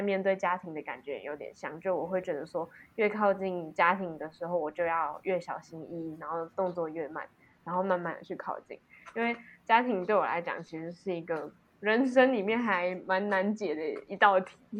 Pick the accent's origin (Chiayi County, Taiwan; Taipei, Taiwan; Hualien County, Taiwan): Chiayi County, Taiwan; Alishan; moved away; 那一天是要回阿里山